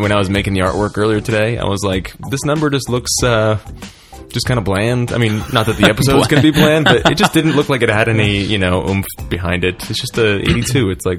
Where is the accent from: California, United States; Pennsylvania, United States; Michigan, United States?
Pennsylvania, United States; Philadelphia; moved away; it's in my hometown of Philadelphia.